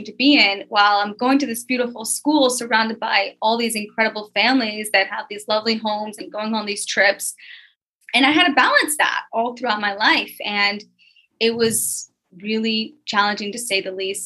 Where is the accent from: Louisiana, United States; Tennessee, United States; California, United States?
Tennessee, United States; Memphis; I was born and raised in Memphis, Tennessee